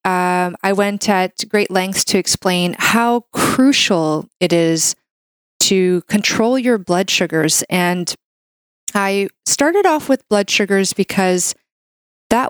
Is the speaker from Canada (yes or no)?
yes; Canada; I'm a Canadian medical doctor